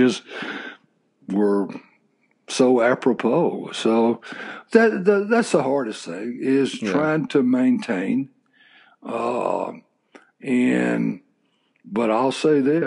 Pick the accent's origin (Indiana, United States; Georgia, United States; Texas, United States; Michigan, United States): Texas, United States; I grew up in Texas